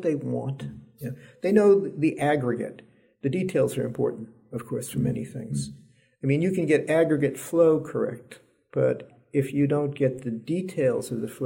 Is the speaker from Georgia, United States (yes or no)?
no; New York City, New York, United States; moved away; also born or lived in California / Texas; I was born and raised in New York